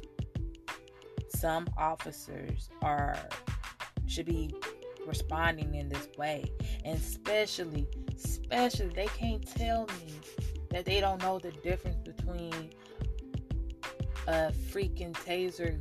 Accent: Oakland, California, United States; I'm from Oakland, California.

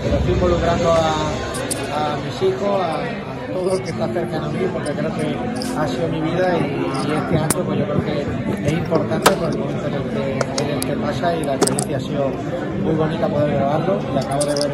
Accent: Málaga, Andalusia, Spain; Soy malagueño, malaguista, desde chiquitito

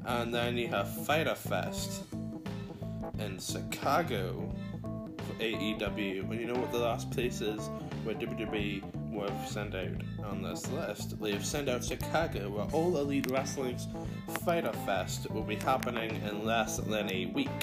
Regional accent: Ireland; I am from Ireland

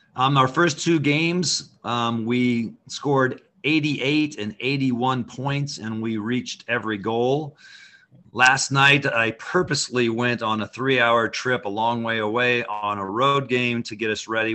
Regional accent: Caldwell, Idaho, United States; moved away as an adult; also born or lived in Santa Barbara, California; I was born in Caldwell. My dad played football at College of Idaho. I grew up up here

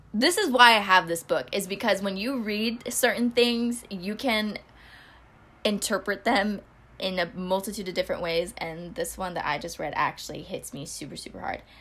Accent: Northern California, United States; also born or lived in Philippines (ancestry); now in Los Angeles, United States; growing up in Northern California

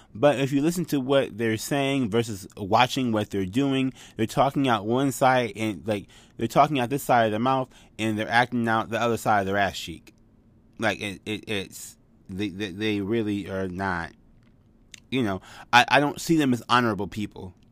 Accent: United States; I grew up in America

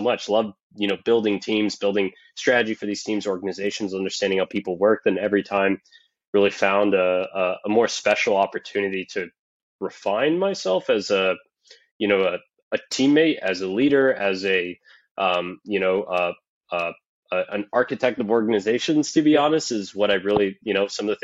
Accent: Miami, Florida, United States; also born or lived in San Francisco; born and raised in Miami, Florida

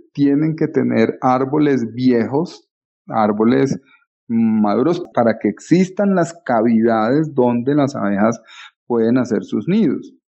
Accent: Colombia; como colombianos

